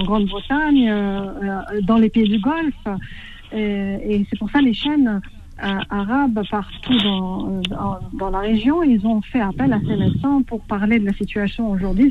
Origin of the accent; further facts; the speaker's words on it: Tripoli, Libya; moved away; Je suis de Tripoli